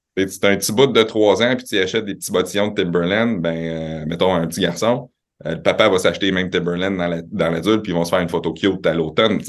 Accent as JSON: {"language": "French", "town": "Quebec City", "region": "Quebec", "country": "Canada", "tie": "born or raised there", "also_born_or_lived": "Laval / Montreal"}